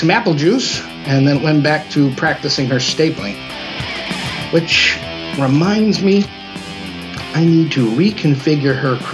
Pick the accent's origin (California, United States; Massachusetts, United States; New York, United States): New York, United States; Rochester; in a place like my hometown of Rochester, New York.